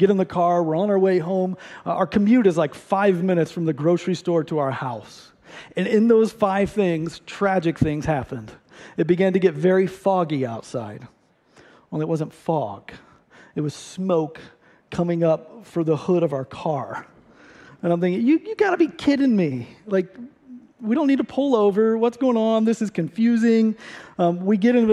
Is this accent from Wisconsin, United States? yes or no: no; Ohio, United States; moved away as an adult; also born or lived in St. Louis; I grew up in Ohio.